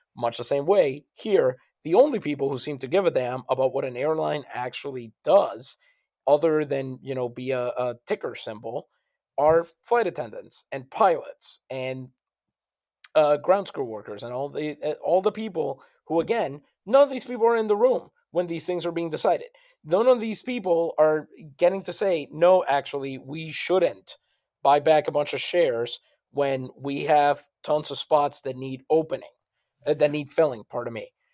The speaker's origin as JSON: {"language": "English", "town": "San Juan", "country": "Puerto Rico", "moved": "yes", "said": "I'm from San Juan."}